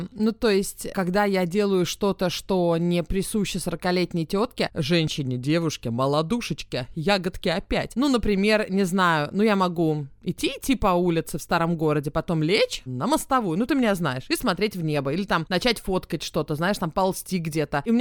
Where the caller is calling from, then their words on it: Kharkiv, Kharkiv Oblast, Ukraine; я из Харькова.